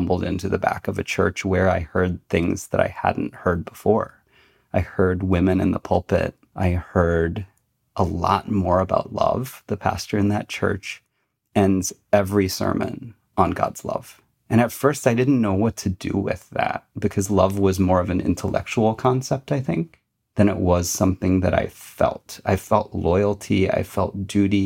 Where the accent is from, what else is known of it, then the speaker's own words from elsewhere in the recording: United States; now in Michigan, United States; I was born in America, I was Chinese second